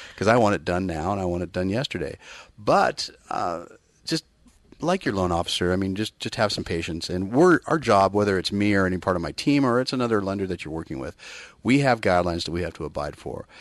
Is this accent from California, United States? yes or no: yes; Bay Area, California, United States; born and bred in the Bay Area